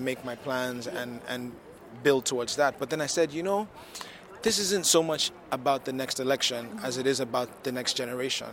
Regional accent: Lagos, Nigeria; I am from Lagos, Nigeria.

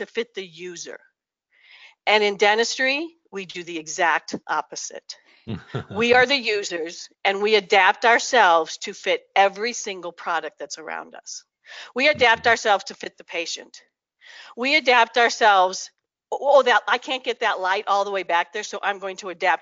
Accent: New Mexico, United States; I'm from New Mexico

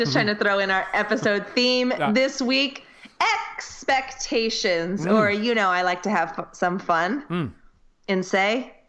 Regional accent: United States; first language English; I'm a teacher from the US.

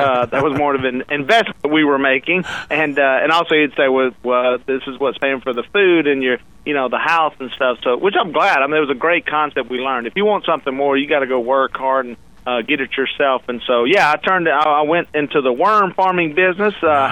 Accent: Louisiana, United States; I'm from Louisiana

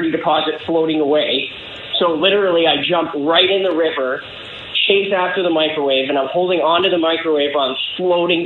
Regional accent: Canada; I'm from Canada

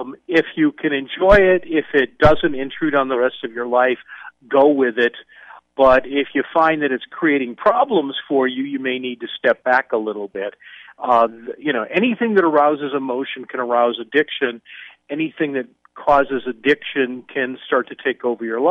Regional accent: outside of Chicago, Illinois, United States; moved away; I was a kid growing up outside of Chicago

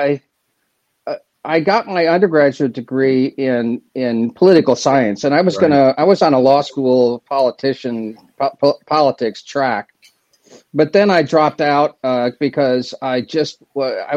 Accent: Bloomington, Indiana, United States; moved away as an adult; also born or lived in Southern California; I grew up in Bloomington, went to Indiana, then I went to grad school in Southern California.

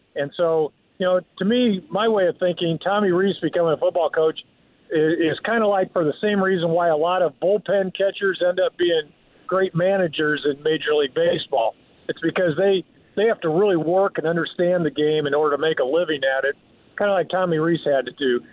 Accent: South Bend, Indiana, United States; I'm originally from South Bend, where Notre Dame is located

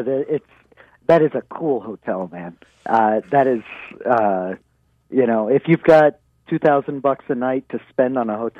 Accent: United States; also born or lived in Israel; now in Jerusalem, Israel; listen, I'm an American. I voted for the guy. I'm an Israeli.

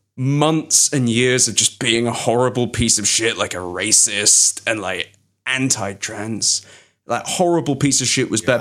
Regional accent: London, United Kingdom; moved away; The fucking British secondary school I went to was where Alan Rickman and Hugh Grant went.

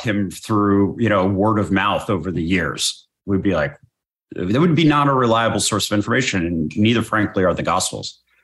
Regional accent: United States; I was raised in American culture.

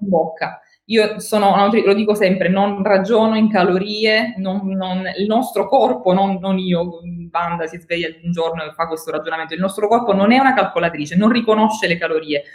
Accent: Italy; also born or lived in St. Louis, United States; sono tornata, amo la mia terra, amo, amo vivere e lavorare in Italia

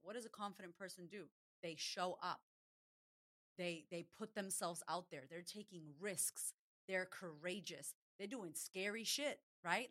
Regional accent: Boston, Massachusetts, United States; now in Australia; We're Puerto Rican descent. And I'm from Boston originally, but I live in Australia

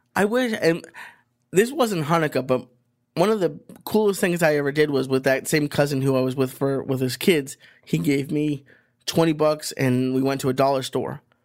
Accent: Boston, Massachusetts, United States; moved away; where I grew up in Boston

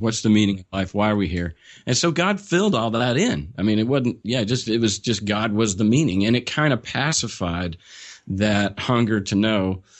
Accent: Oklahoma, United States; born and raised in Oklahoma, small rural town, population twenty-five hundred

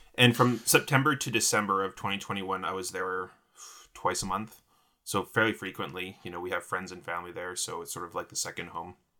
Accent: Vancouver, British Columbia, Canada; also born or lived in Victoria; I was born in Vancouver to two parents who met on Vancouver Island.

